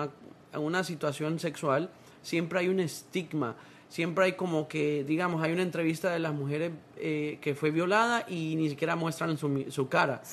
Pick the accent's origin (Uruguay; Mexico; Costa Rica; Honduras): Honduras; now in United States; yo soy de Honduras